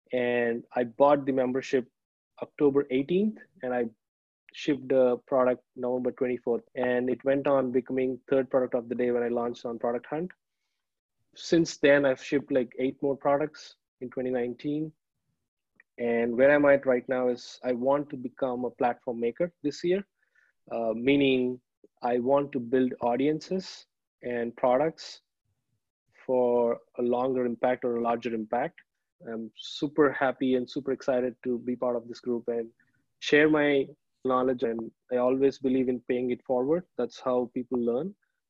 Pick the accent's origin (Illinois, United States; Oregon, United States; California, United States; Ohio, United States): Illinois, United States; Chicago; now in Minneapolis, United States; So I'm from Chicago, but right now I'm living with my wife in Minneapolis.